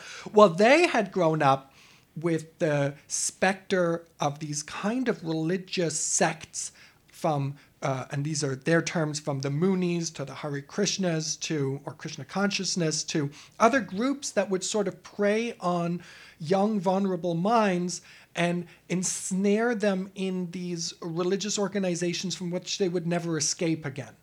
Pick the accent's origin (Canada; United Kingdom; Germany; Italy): Germany; moved away; I'm an immigrant from Europe, from Germany